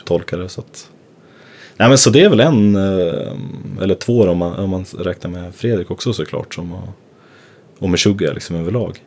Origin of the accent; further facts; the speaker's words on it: Gävle, Gävleborg County, Sweden; moved away; also born or lived in Stockholm; jag är uppvuxen i Gävle